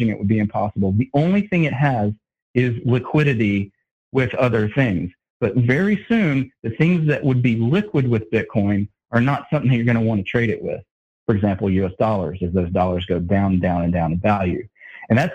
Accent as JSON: {"language": "English", "region": "North Carolina", "country": "United States", "moved": "yes", "lives_now": "Texas, United States", "said": "I'm originally from North Carolina, but I live in Texas"}